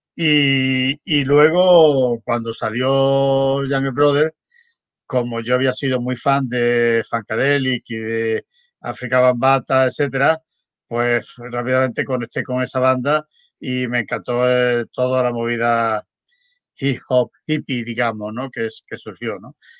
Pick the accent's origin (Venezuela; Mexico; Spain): Spain; moved away as an adult; also born or lived in Berlin / Stockholm; yo nací en España, pero yo emigré.